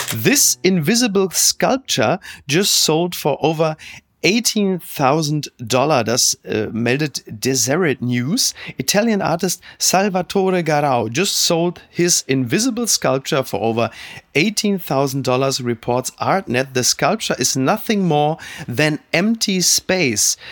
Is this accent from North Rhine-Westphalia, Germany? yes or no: yes; Castrop-Rauxel, North Rhine-Westphalia, Germany; also born or lived in Essen; ich komme aus Kastrop Rauxel